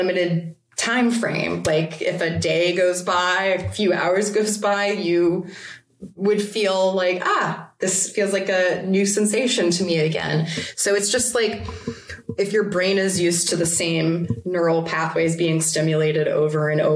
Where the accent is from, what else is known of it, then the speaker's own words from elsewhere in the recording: United States; as an American